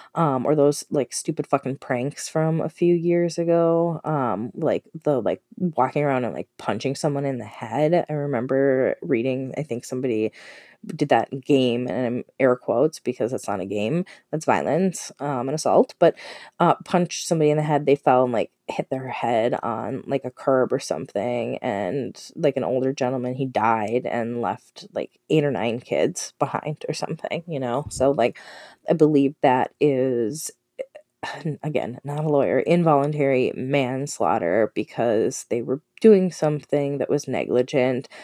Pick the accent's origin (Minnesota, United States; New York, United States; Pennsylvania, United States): Minnesota, United States; I'm from Minnesota, it's relatively local